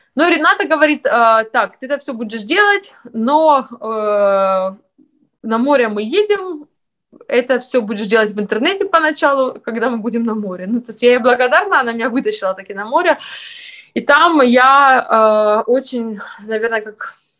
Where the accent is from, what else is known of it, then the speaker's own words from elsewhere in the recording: Ukraine; moved away as an adult; now in Lithuania; я с Украины